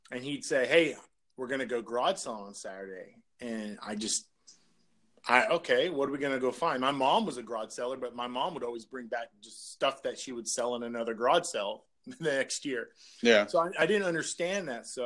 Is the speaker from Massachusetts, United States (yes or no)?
no; Orange County, Southern California, United States; moved away as an adult; now in Las Vegas, United States; I grew up in Orange County.